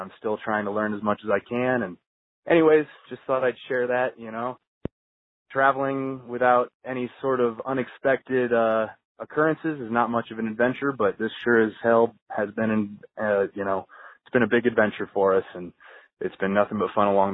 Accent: Southern Indiana, United States; I'm from Southern Indiana. Back home, I have a gardening business

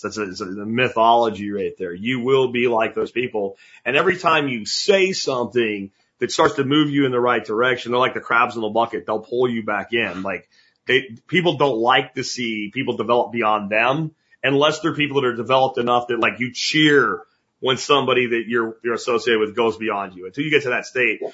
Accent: Pennsylvania, United States; moved away as an adult; the little town I grew up in Pennsylvania

